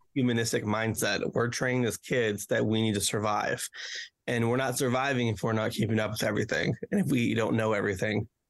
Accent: Romania; also born or lived in Memphis, Tennessee; now in Corydon, United States; I'm originally from Romania

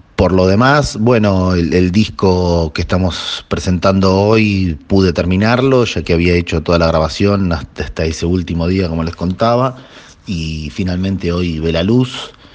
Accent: Buenos Aires, Argentina; soy de Buenos Aires, de Capital Federal, eh, nacido acá, porteño de nacimiento

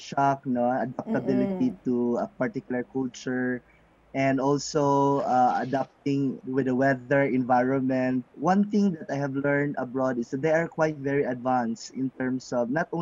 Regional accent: Davao City, Davao Region, Philippines; also born or lived in Malaysia; my hometown and in Davao City

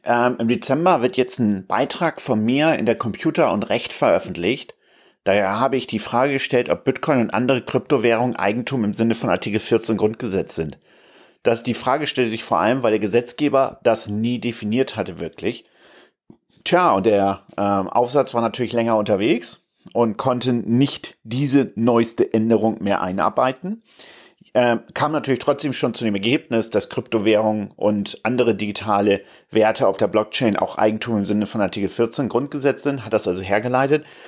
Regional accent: Stade, Lower Saxony, Germany; now in Hamburg, Germany; wir kommen da jetzt ja aus Stade, äh, meine Frau und ich

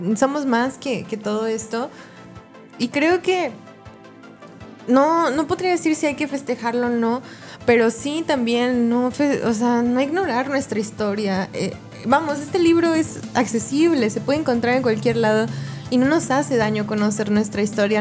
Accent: Mexico; los, mexicanos tenemos muchas raíces indígenas

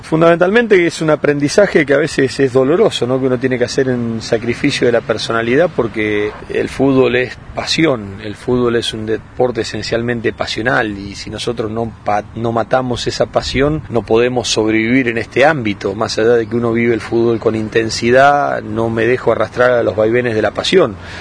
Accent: Colombia; yo quiero ser entrenador en mi país y no, y no ser periodista. Y por eso si trabajo en el periodismo, en la rama periodística en, Colombia

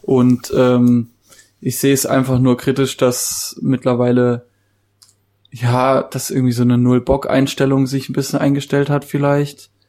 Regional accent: Baden-Württemberg, Germany; bei uns in Baden-Württemberg

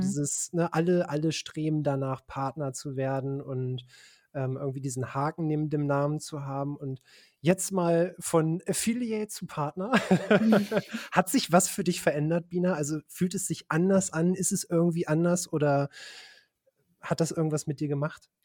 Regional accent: Braunschweig, Lower Saxony, Germany; wir hatten damals auch einen Metal-Schuppen in Braunschweig, wo ich herkomme

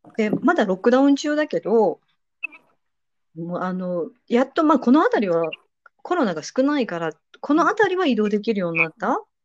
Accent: Nagoya, Aichi, Japan; moved away as an adult; now in Serbia; 私名古屋出身なんですけど

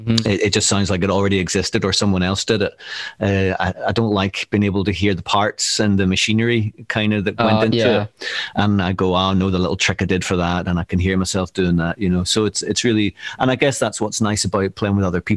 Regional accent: Northern Ireland, United Kingdom; moved away as an adult; now in Glasgow, United Kingdom; maybe you could tell from my accent. I'm from Northern Ireland, and I've been living in Glasgow over 20 years now

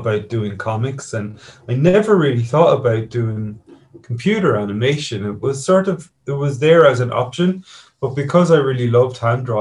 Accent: Kilkenny, Leinster, Ireland; my hometown here in Kilkenny

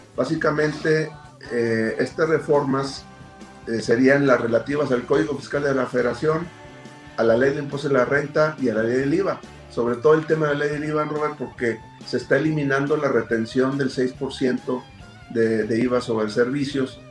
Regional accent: Mexico; como buenos mexicanos acostumbrábamos

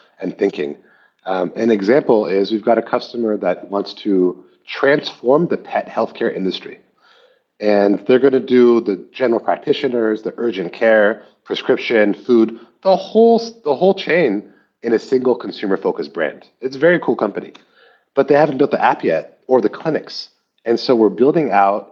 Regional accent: Palo Alto, California, United States; moved away as an adult; also born or lived in Shanghai, China; I grew up in Palo Alto.

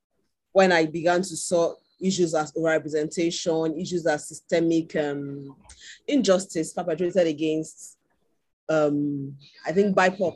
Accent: Nigeria; as Patrick has mentioned. I'm in Nigeria. I am Nigerian.

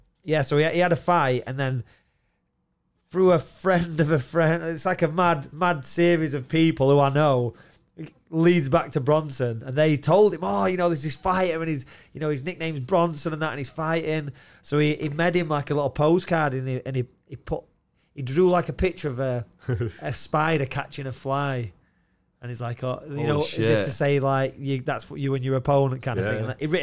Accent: Doncaster, Yorkshire and the Humber, United Kingdom; I'm from Doncaster

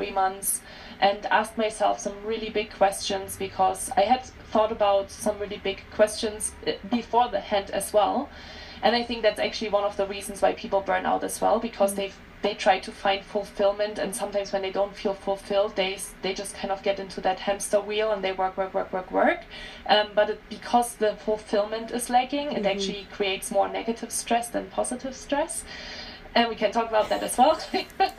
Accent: Germany; English is a second language; moved away as an adult; also born or lived in France / Australia; now in Lake Tahoe, United States; I'm originally from Germany. That's where I grew up for the first 22 years of my life.

